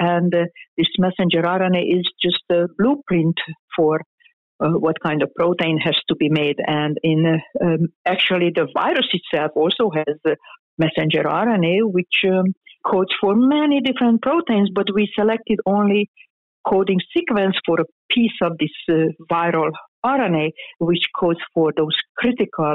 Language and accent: English; Hungary; moved away as an adult; now in United States; I am Hungarian. I was born in Hungary. It's a small town, and I even grew up in a smaller town.